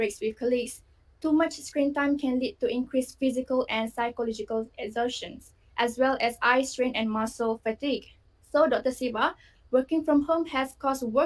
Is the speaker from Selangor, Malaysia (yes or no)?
yes; Klang, Selangor, Malaysia; I'm from Klang